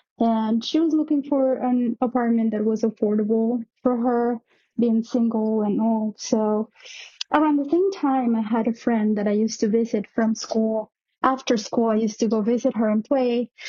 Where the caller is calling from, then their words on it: New York, United States; also born or lived in Mexico City, Mexico; I'm calling from New York. This story happened back when I was living in Mexico City.